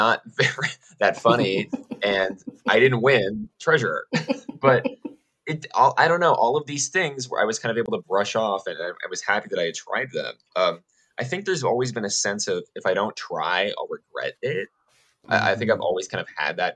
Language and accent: English; Idaho, United States; moved away as an adult; also born or lived in Southern California; I'm originally from Idaho